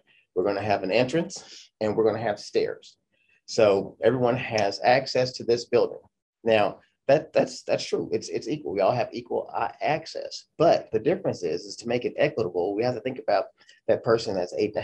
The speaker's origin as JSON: {"language": "English", "town": "Los Angeles", "region": "California", "country": "United States", "tie": "born or raised there", "also_born_or_lived": "St. Louis, Missouri", "moved": "yes", "lives_now": "Georgia, United States", "said": "I'm originally from St. Louis, Missouri. That's where I was born, but I was raised in South Central Los Angeles. Moved there at a very young age."}